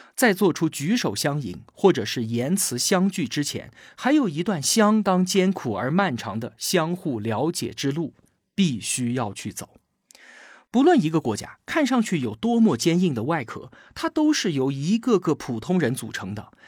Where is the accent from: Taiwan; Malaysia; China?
China; 我们中国人